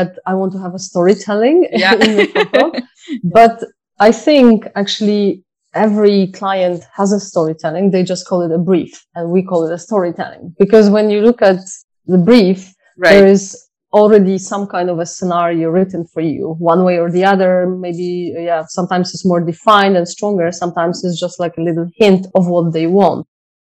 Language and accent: English; Poland; moved away; I'm from Poland, so mushroom picking is something that we used to do a lot as children